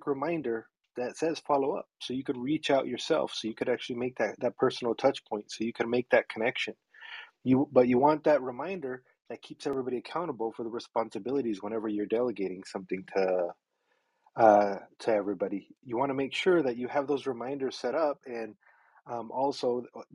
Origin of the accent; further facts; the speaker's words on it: Mexico; moved away; I was born in Mexico, and my mom was always she was an entrepreneur. She ran a business out of her house, and so I grew up all around it